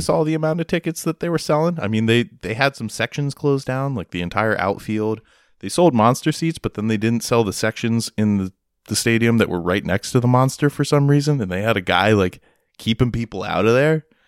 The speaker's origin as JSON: {"language": "English", "country": "United States", "said": "as an American over in, in Germany"}